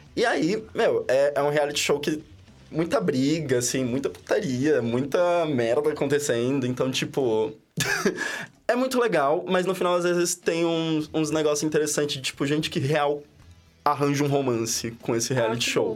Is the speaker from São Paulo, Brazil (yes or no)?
yes; São Paulo, Brazil; now in Florianópolis, Brazil; eu sou de São Paulo, capital, eu tenho 22 anos.